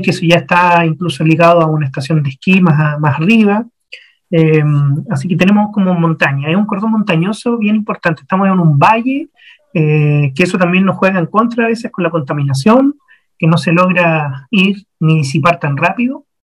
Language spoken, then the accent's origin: Spanish; Santiago, Santiago Metropolitan Region, Chile; moved away; yo soy de Santiago de Chile. Ahí nací, año 82, 39 años atrás.